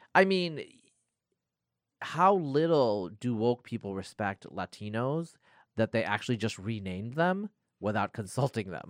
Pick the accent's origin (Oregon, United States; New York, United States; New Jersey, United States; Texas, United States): Oregon, United States; Northeast; moved away; I grew up in Northeast Oregon